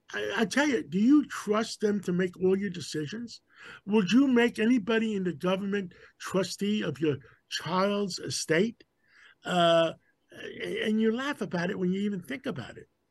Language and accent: English; New York City, New York, United States; my father brought me to America. I was six months old after World War II. we grew up in Harlem.